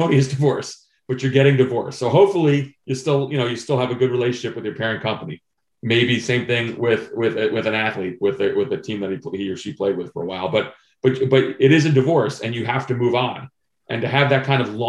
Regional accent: New Jersey, United States; now in Vienna, Virginia, United States; I grew up in New Jersey

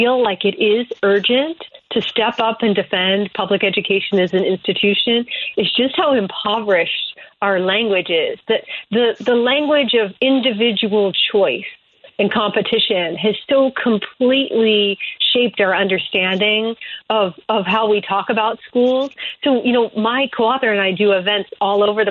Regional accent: Springfield, Illinois, United States; I'm actually from Springfield, Illinois

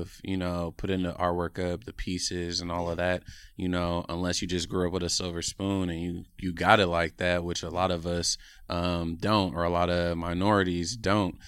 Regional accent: Oakland, California, United States; I'm from Oakland, California, born and raised

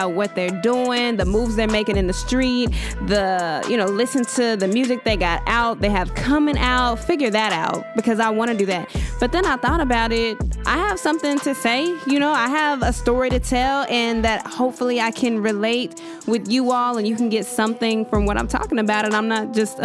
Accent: Dallas, Texas, United States; I am born and raised in Dallas, Texas. Been here all my life

